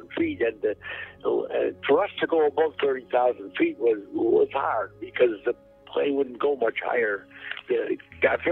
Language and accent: English; Chicago, Illinois, United States; I was from Chicago.